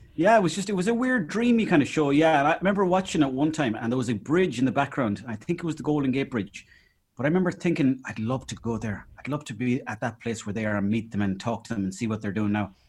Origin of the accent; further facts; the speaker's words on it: Mayo, Connacht, Ireland; when I was growing up in Mayo